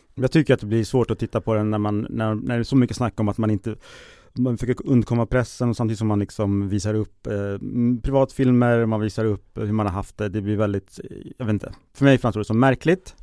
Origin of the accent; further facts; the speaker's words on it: Sweden; som svensk